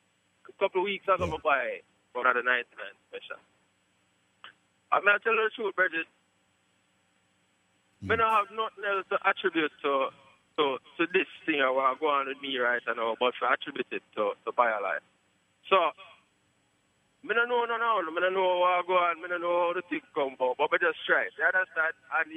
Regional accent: Poughkeepsie, New York, United States; You Charlie is from upstate New York.

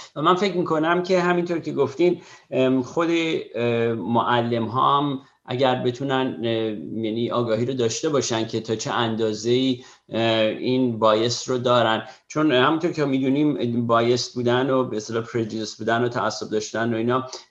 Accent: Iran; now in United States; ما هم به عنوان یه ایرانی

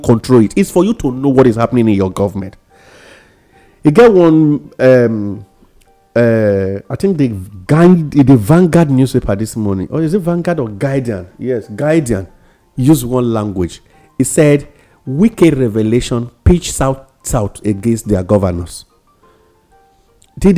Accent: Nigeria; being a Nigerian

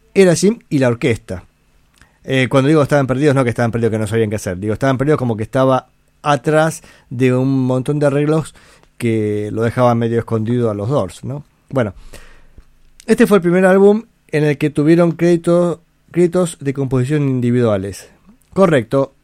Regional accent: Buenos Aires, Argentina; Yo nací en Balvanera, si no me equivoco. O sea, sí sé dónde nací, pero creo que el centro gallego que queda en la calle Belgrano, en Buenos Aires, está en el barrio Balvanera

